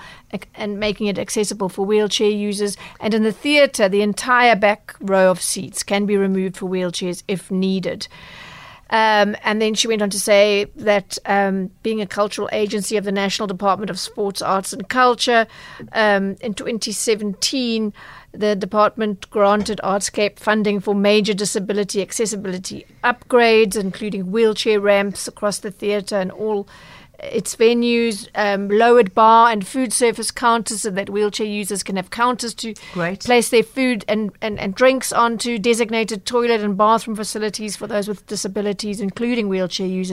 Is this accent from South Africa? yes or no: yes; Durban, KwaZulu-Natal, South Africa; I'm from Durban